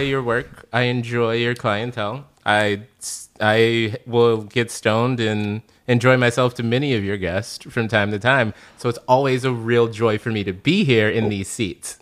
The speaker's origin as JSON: {"language": "English", "town": "Chicago", "region": "Illinois", "country": "United States", "moved": "yes", "lives_now": "Los Angeles, United States"}